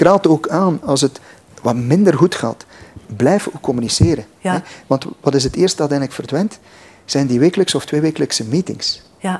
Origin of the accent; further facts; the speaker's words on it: West Flanders, Belgium; ik ben West-Vlaming.